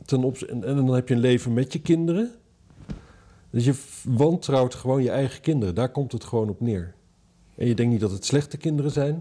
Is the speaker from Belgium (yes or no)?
no; Netherlands; Ik ben een Hollander